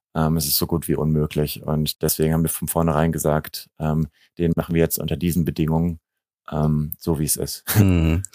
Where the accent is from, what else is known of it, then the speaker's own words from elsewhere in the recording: Germany; ich bin eben in Deutschland aufgewachsen, aber habe jeden Sommer eben in diesem kleinen serbischen Dorf äh, meine, meine Sommerferien verbracht